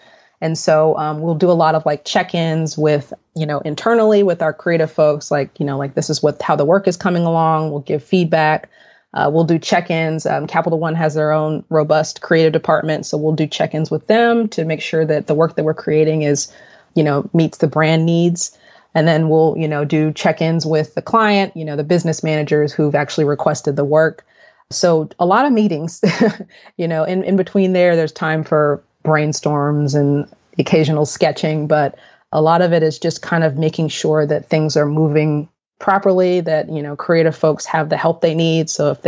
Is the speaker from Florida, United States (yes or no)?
no; Austin, Texas, United States; moved away as an adult; also born or lived in Fort Worth, Texas; now in Dallas, United States; I'm from Austin, which is about 3 hours south of Dallas.